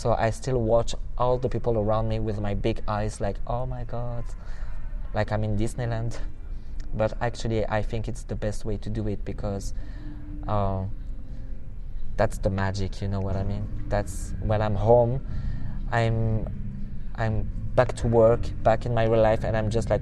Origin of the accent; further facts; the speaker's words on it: France; English is a second language; I'm French